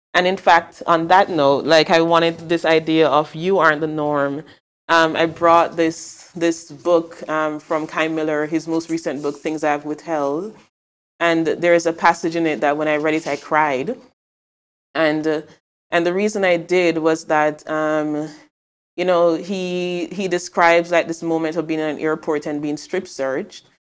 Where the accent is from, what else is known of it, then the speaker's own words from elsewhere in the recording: Mandeville, Manchester, Jamaica; moved away as an adult; also born or lived in Kingston, Jamaica; now in Amsterdam, Netherlands; I'm not from Kingston, I'm from Mandeville in Jamaica, but Jamaica, where I'm from.